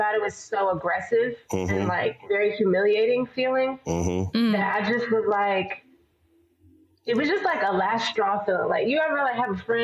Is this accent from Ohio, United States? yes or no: no; Maryland, United States; now in Los Angeles, United States; where I grew up in Maryland